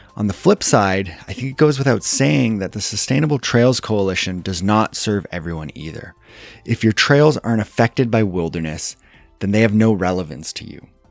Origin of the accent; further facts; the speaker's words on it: Canada; I'm Canadian